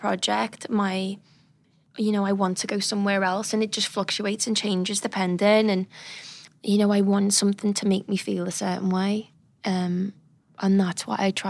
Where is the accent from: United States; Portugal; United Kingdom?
United Kingdom; I'm British